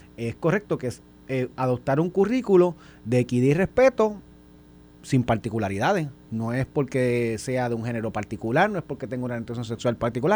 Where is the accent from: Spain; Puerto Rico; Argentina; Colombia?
Puerto Rico; now in Guaynabo, Puerto Rico; yo vengo de Vega